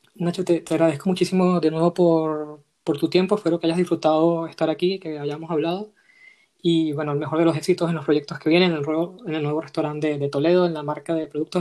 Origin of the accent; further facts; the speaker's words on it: Venezuela; moved away as an adult; also born or lived in Madrid, Spain; now in Spain; yo soy venezolano y tengo dos años viviendo, eh, dos, poco más de dos años viendo aquí.